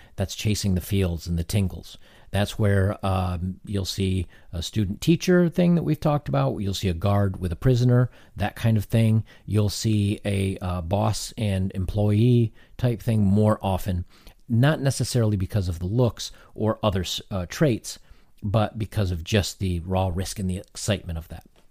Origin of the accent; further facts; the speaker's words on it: United States; I'm an American